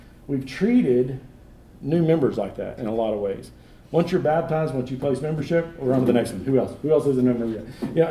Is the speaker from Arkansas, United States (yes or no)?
no; Texas, United States; now in Searcy, United States; I grew up in Texas.